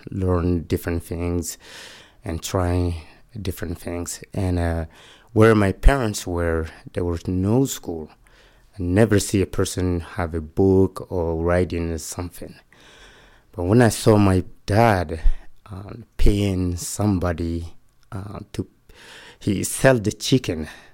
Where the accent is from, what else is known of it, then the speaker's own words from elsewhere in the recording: Mali; English is a second language; moved away as an adult; now in Utah, United States; I'm from Mali, West Africa